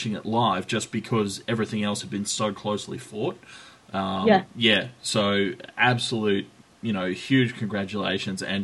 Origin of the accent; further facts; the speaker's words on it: Australia; Speaking as an Australian